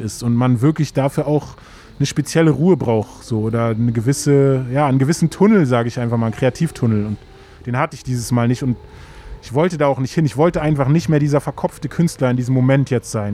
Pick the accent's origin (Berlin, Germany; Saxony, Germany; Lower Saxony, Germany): Berlin, Germany; da, wo ich aufgewachsen bin, war fast direkt an der Spree